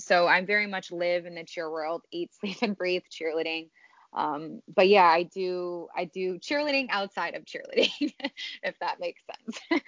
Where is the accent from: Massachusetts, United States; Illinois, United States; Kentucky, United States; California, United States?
Illinois, United States; Streamwood; I'm from Streamwood, Illinois. I was born and raised, grew up here